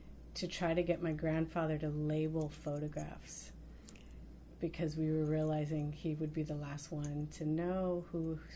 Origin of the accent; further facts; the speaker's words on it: South Florida, United States; I grew up in South Florida